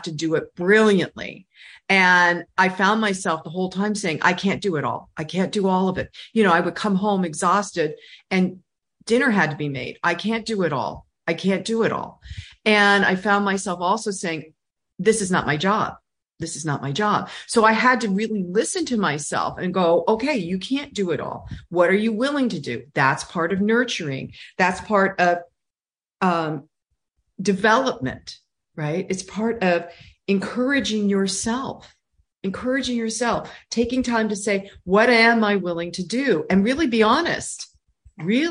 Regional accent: California, United States; I'm from California

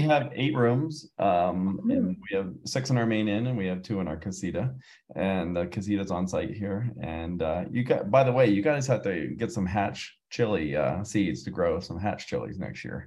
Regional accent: Pennsylvania, United States; moved away as an adult; now in Santa Fe, United States; I'm originally from Pennsylvania, and I moved out to New oh, Mexico oh. 12 years ago.

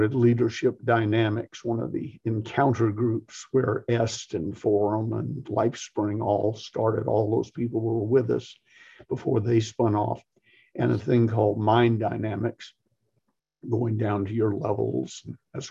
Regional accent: the South, United States; I'm from the South

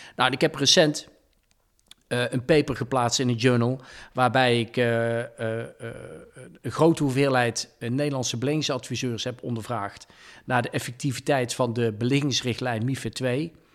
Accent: Dongen, North Brabant, Netherlands; accent: soft G; moved away as an adult; Eh, ik kom uit een klein dorp, Dongen, vlakbij Oosterhout-Breda. Mijn vader en moeder waren hardwerkende ondernemers. Ben daar ook in opgegroeid

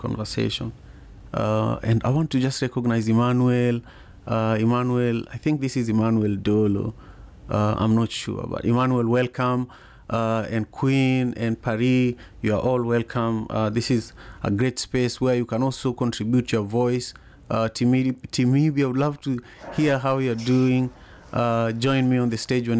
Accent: Kisumu, Kisumu County, Kenya; now in United States; I grew up in Manyata in Kisumu, Kenya

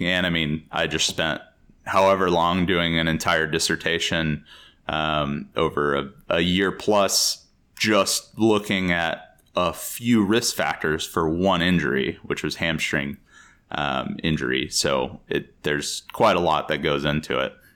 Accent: Texas, United States; moved away as an adult; also born or lived in Chicago; I grew up in Texas, and American football is basically a religion there

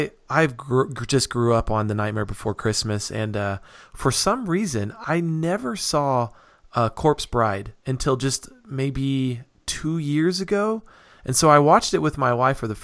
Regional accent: Reno, Nevada, United States; now in Utah, United States; but I actually grew up in Nevada. I grew up in Reno

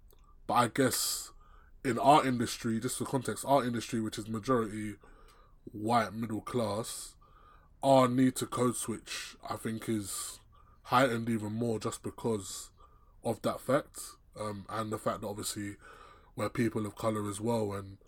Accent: Nigeria; being a person of colour, me specifically being Nigerian or Nigerian origin, I guess you could say that, you know, there's some aspects to those two cultures that clash.

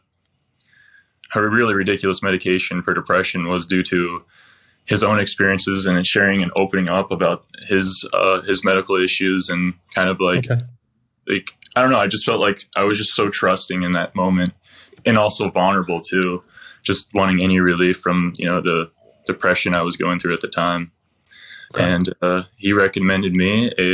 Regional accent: Michigan, United States; I'm from Michigan

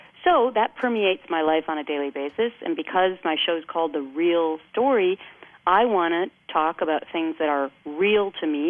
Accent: Midwest, United States; now in East Coast, United States; When I grew up in the Midwest, we'd like to say they were Midwestern sensibilities.

